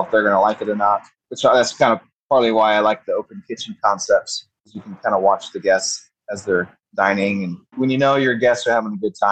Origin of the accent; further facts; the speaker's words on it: Austin, Texas, United States; also born or lived in San Francisco; I was born and raised in Austin